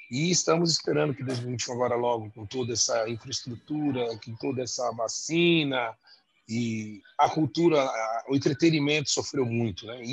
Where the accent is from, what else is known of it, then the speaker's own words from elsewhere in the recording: São Paulo, Brazil; conhecemos, graças a Deus, todos as zonas de São Paulo, mas sou da Zona Norte, tenho que puxar meu peixe, né?